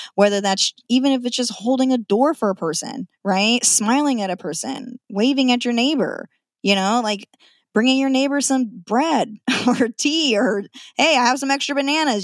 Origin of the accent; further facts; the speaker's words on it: Nampa, Idaho, United States; moved away as an adult; now in Washington, United States; I'm a born and raised Idahoan, born in Nampa.